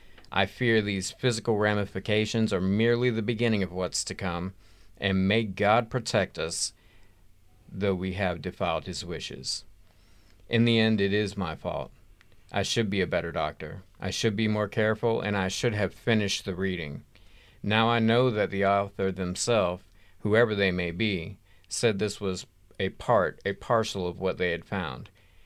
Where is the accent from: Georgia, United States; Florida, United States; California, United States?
Georgia, United States; accent: yokel; we live in Georgia and we've been conditioned to talk like yokels our whole life.